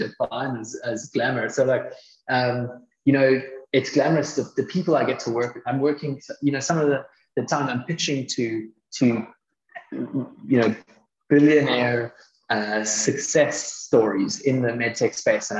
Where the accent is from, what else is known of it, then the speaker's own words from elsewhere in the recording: Cape Town, Western Cape, South Africa; also born or lived in Toronto, Canada; So I grew up both in Canada and in South Africa, between kind of Toronto and Cape Town. I spent the bulk of my schooling in Cape Town